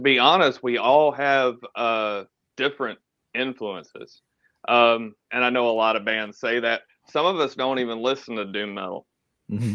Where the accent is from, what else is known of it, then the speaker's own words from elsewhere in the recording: Atlanta, Georgia, United States; i am from Atlanta.